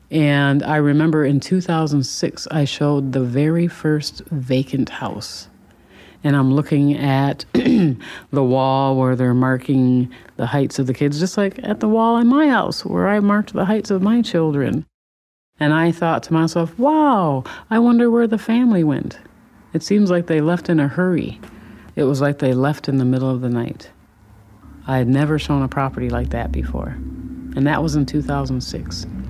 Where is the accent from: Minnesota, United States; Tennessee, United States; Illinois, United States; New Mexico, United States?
Minnesota, United States; Saint Paul; I am a native East Sider, Eastside Pride